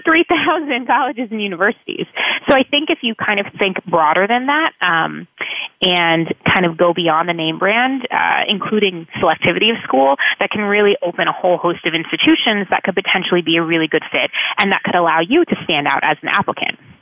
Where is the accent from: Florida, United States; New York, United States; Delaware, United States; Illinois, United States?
Florida, United States; South; moved away as an adult; also born or lived in New England; I was born and raised in South Florida